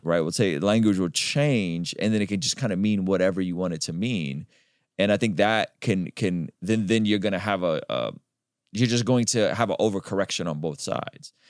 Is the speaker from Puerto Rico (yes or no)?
no; Baku, Azerbaijan; moved away; I'm Armenian, but we grew up in Azerbaijan